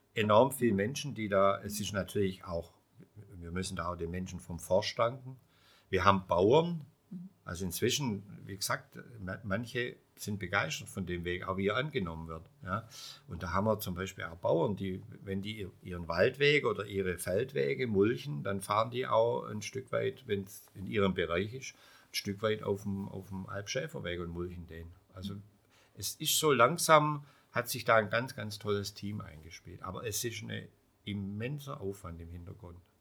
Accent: Heidenheim, Baden-Württemberg, Germany; Ich komme aus Heidenheim

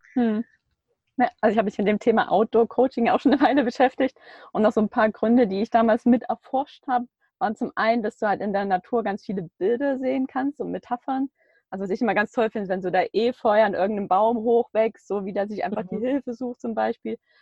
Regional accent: Baden-Württemberg, Germany; Wir kommen beide irgendwie aus Baden-Württemberg

